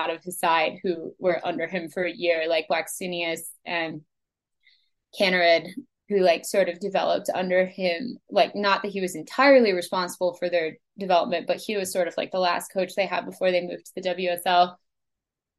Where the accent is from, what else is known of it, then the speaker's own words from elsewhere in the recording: United States; as an American